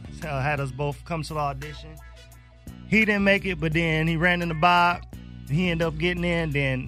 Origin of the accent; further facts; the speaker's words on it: Milwaukee, Wisconsin, United States; representing that 414 Milwaukee.